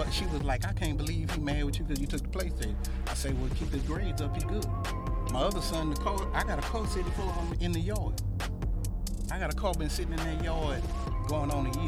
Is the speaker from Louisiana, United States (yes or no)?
yes; Ascension Parish, Louisiana, United States; also born or lived in Baton Rouge, Louisiana; I'm from Ascension Parish